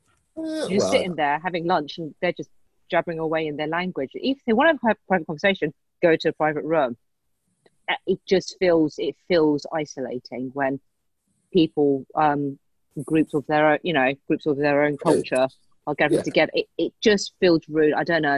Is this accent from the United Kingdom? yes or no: yes; England, United Kingdom; So not like born and raised in England like myself.